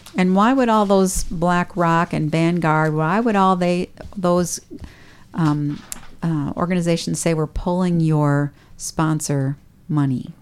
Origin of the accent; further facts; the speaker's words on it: United States; I'm an American